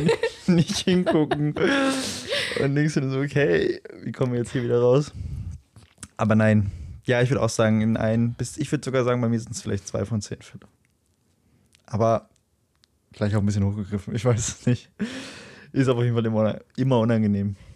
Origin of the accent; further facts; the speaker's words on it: Löhne, North Rhine-Westphalia, Germany; wo ich herkomme, wo meine Heimat ist, so, warum, also, ne, dann sage ich mal Löhne